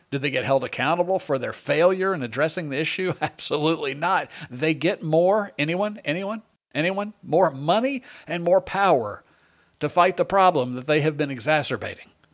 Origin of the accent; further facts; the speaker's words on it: Long Island, New York, United States; I was born in, uh, on Long Island